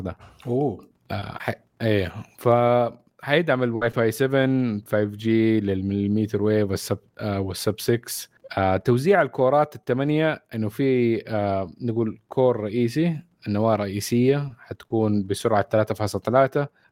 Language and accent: Arabic; Saudi Arabia